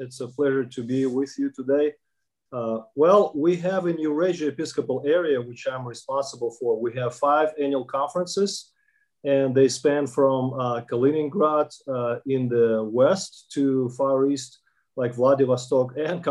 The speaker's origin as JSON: {"language": "English", "country": "Kazakhstan", "tie": "born or raised there", "second_language": "English", "said": "If you visit Kazakhstan, which is my home country, you hear more and more people speak Kazakh language"}